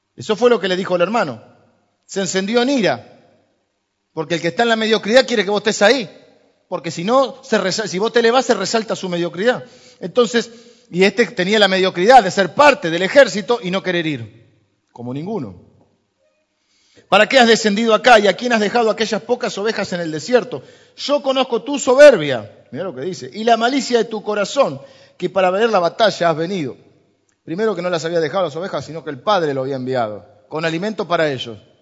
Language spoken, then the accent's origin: Spanish; Argentina; somos los argentinos